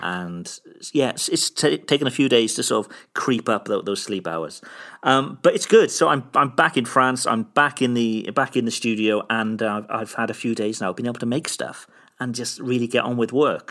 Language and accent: English; Cardiff, Wales, United Kingdom; from my, from my hometown back here, back in, back in Cardiff in the U K